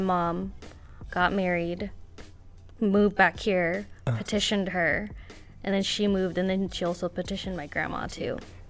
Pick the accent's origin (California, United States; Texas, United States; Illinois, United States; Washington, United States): Washington, United States; Seattle; I'm from Seattle, born and raised. I'm a hairstylist in West Seattle